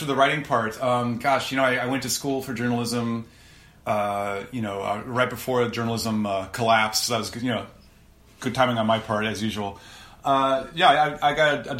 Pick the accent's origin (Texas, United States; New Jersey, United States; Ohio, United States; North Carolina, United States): Ohio, United States; South Central; where I grew up in South Central Ohio